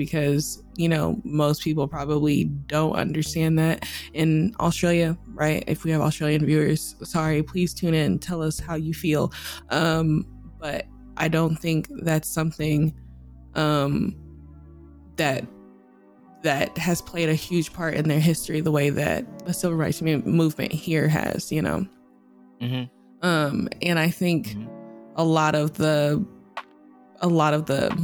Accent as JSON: {"language": "English", "country": "United States", "said": "I'm American because I'm not from Africa"}